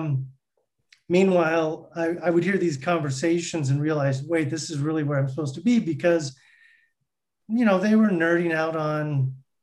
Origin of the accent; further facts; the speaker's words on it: Southern California, United States; I was born and raised here in Southern California